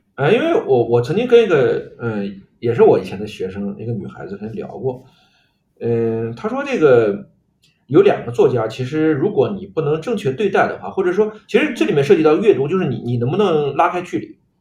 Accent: China; 我们中国人

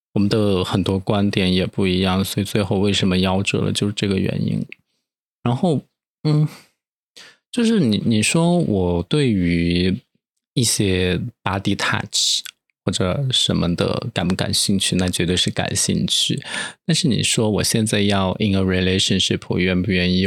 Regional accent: Chengdu, Sichuan, China; moved away; 我来自成都，其实成都 ，虽然大家都说是一个什么慢节奏、慢生活的城市

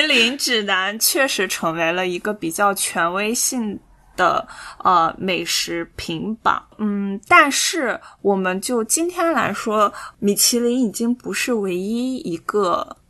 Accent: China; 因为我是中国人嘛

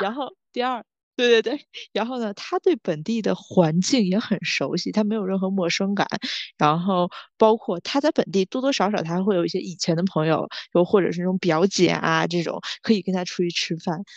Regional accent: Tianjin, China; moved away; 我们是来自天津的

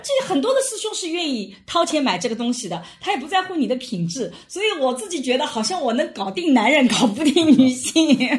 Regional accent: Wujiang, Jiangsu, China; moved away; 我们的 吴江县

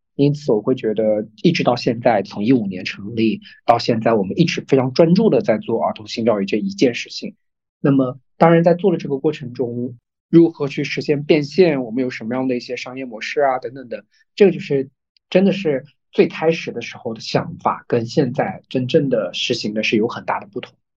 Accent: Zhejiang, China; 我是浙江人嘛

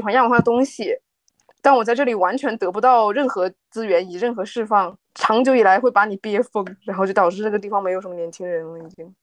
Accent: Northeast China, China; now in Shanghai, China; 因为我是东北的嘛

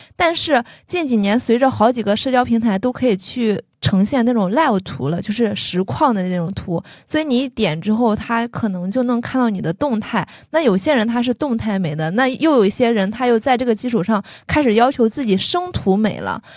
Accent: Shandong, China; 大家都知道我山东人，然后我爸爸也是那种很传统的山东男性，他其实不太能接受我特别夸张的发色和夸张的服饰

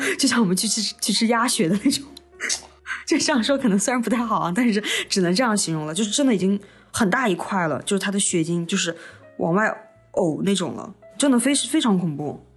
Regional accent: Xinjiang, China; accent: Xinjiang accent; 我们讲话带点新疆口音

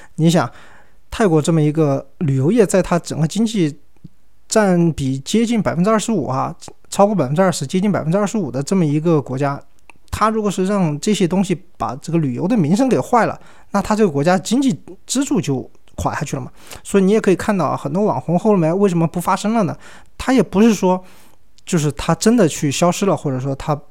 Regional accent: Yunnan, China; 我们云南这边儿

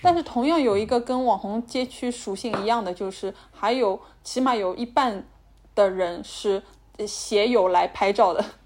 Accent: Shanghai, China; 我们上海人

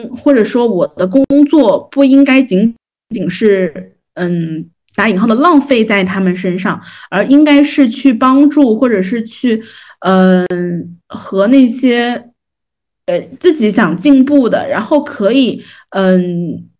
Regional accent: Jiangnan, China; accent: Jiangnan; 会有那种呃我们江南话讲打打流的那种呃同学

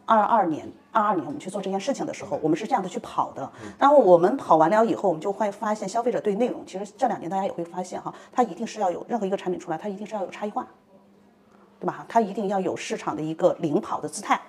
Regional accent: China; 我们中国人

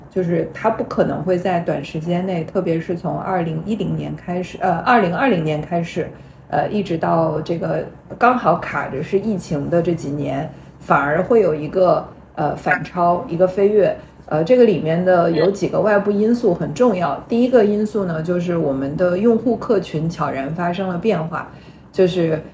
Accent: China; 我们中国人

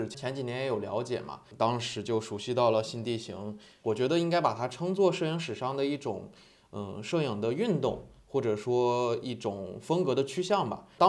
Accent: Northeast China, China; 因为我本身东北人，被我在东北的亲人听到了之后，空耳成了花盆

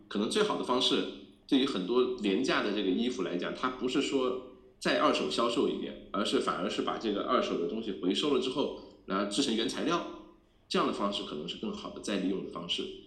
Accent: China; 我们中国人

